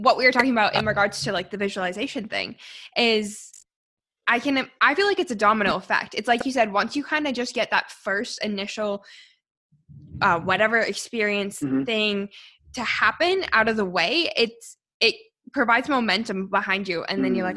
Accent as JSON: {"language": "English", "country": "Canada", "tie": "born or raised there", "also_born_or_lived": "Sydney, Australia", "moved": "as an adult", "said": "my hometown. Like, I'm in the mountains."}